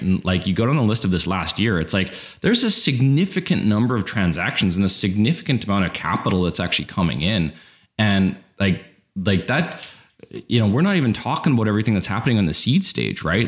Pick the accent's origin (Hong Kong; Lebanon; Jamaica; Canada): Canada; as a Canadian